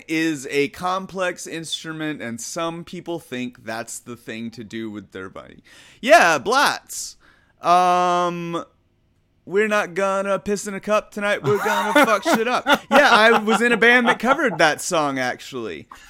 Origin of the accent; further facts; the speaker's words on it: Huntsville, Alabama, United States; moved away as an adult; now in California, United States; I was queer in some way, and I just remember like growing up in Alabama, that's rough.